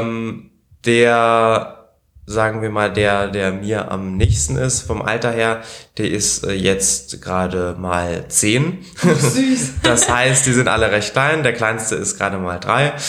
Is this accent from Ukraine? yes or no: no; Berlin, Germany; also born or lived in Italy; als ich drei war, sind wir dann nach Deutschland gezogen. Und seitdem bin ich eben hier in Berlin auch. Also ich habe immer in Berlin gewohnt und gelebt. Äh, bin hier zum Kindergarten gegangen, hier bin ich auch in die Schule gegangen